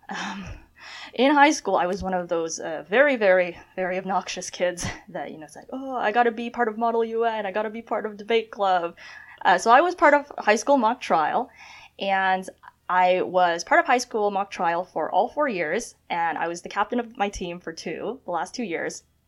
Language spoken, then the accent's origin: English; Toronto, Ontario, Canada; also born or lived in China / Scarborough / York Region; I was born in China, and my family, we immigrated to Canada um, very early, 99. Uh, we settled in Scarborough. We um, uh, settled in the Greater Toronto Area, went to school in York Region